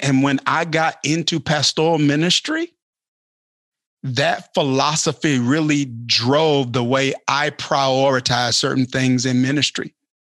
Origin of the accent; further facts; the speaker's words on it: Kilmichael, Mississippi, United States; Kilmichael, Mississippi.